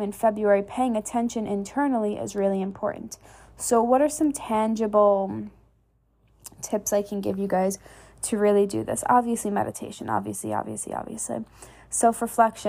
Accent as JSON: {"language": "English", "region": "New York", "country": "United States", "moved": "yes", "lives_now": "Texas, United States", "said": "I'm initially from New York, so like I'm normally used to cold and snow and ice"}